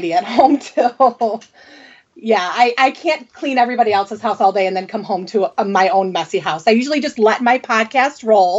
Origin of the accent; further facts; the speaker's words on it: Redford, Michigan, United States; I am from Redford, Michigan, which is just outside Detroit.